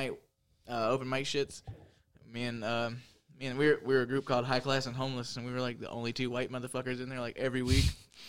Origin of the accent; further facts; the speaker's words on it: Kathleen, Georgia, United States; also born or lived in Macon / Bonaire / Byron / Bloomfield; I was born in Macon, raised in Kathleen. Fucking my mom moved around all over the place.